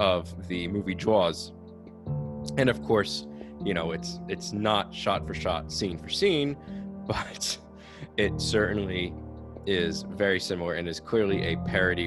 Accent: New Jersey, United States; I'm from New Jersey

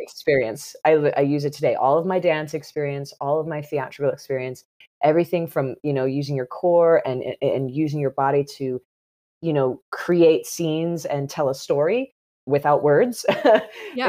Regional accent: south of St. Louis, Missouri, United States; I grew up in the Midwest

